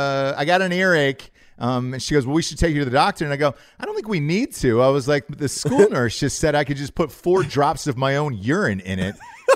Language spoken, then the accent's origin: English; Georgia, United States; accent: Southern; Look, Graham, I'm one of you. I'm from the South. I know sound like it. It took years and years to get rid of this accent so I could star in movies. I had to get rid of the Southern accent, but I grew up my entire life in Georgia.